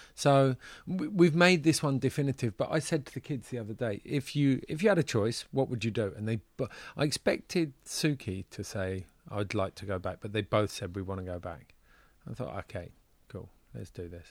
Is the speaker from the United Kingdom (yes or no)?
yes; United Kingdom; moved away as an adult; now in Switzerland; As a Brit